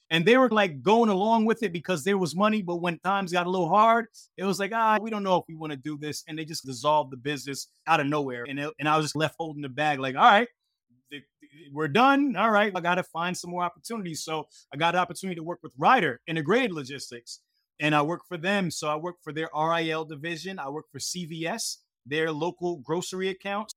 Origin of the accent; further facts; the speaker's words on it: Hightstown, New Jersey, United States; also born or lived in Brooklyn, New York; I moved to Central Jersey, a small place called Haidstown, New Jersey, as a young kid.